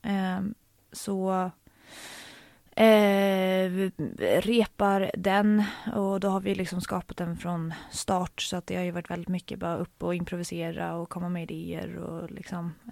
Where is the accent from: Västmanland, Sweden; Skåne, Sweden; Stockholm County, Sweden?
Stockholm County, Sweden; Stockholm; I eh, Stockholm.